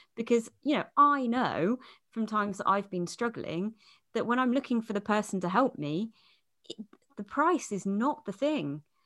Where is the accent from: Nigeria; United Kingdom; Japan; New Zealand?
United Kingdom